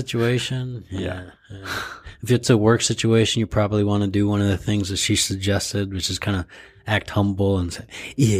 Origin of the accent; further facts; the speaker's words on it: California, United States; Yeah, I'm from California.